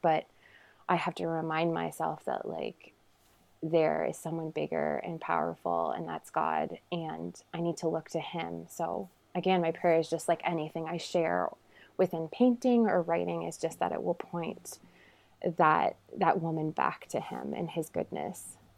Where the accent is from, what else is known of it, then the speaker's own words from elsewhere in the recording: a small town in Ontario, Canada; I am from Canada